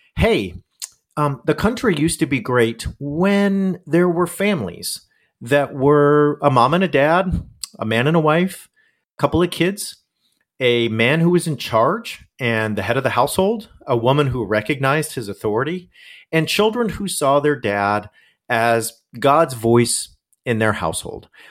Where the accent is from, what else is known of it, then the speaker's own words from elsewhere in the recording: Southern California, United States; also born or lived in Yorba Linda, California; a megachurch in town, uh, in Southern California where I grew up.